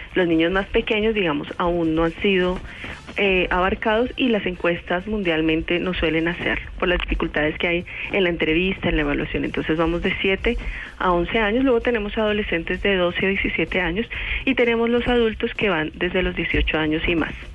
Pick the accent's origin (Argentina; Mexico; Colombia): Colombia; como colombianos